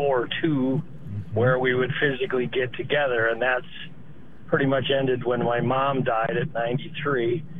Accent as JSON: {"language": "English", "region": "Ohio", "country": "United States", "tie": "born or raised there", "said": "I grew up in Ohio"}